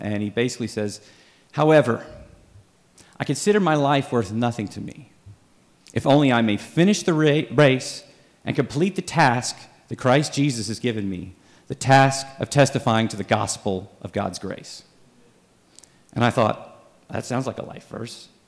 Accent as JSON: {"language": "English", "town": "Dallas", "region": "Texas", "country": "United States", "tie": "born or raised there", "said": "I grew up in Dallas"}